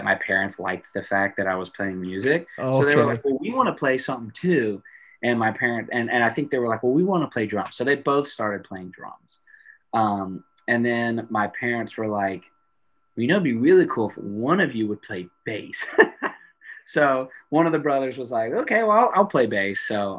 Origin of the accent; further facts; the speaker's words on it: Baton Rouge, Louisiana, United States; growing up in Baton Rouge